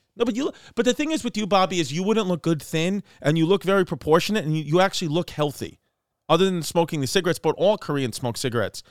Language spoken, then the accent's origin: English; New York City, New York, United States; I'm from Brooklyn